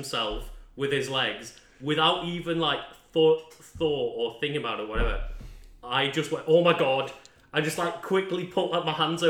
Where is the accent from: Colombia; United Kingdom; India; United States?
United Kingdom; as a British viewer of a cinema